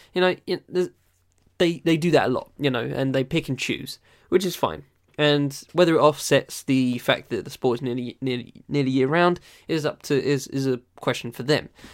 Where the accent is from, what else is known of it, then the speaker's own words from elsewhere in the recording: Essex, East of England, United Kingdom; also born or lived in London; I don't live in London. I was born there, but I moved to Essex when I was, like, six months old